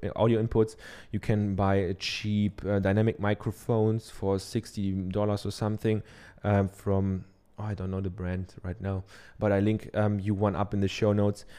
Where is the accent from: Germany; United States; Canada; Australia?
Germany; accent: German; English is a second language; I'm from Germany, I have a German accent